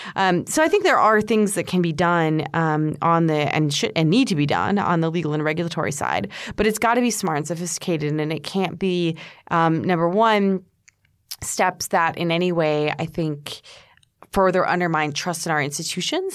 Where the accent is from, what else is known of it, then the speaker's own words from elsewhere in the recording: United States; I'm an American